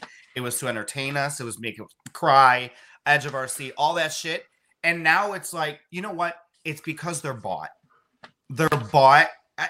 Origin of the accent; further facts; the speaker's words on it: Chicago, Illinois, United States; moved away as an adult; now in Florida, United States; No, I'm from Chicago originally.